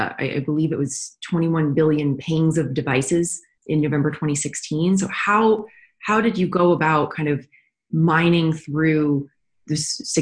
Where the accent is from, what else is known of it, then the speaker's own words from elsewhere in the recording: Florida, United States; moved away; I'm from Florida